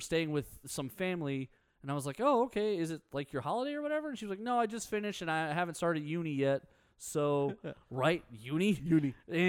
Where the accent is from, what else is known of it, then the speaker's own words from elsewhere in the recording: Houston, Texas, United States; We're from Texas.